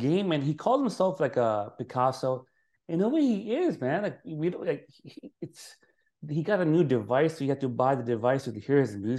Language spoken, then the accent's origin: English; New York City, New York, United States; I'm a New Yorker, born and raised in Brooklyn, New York.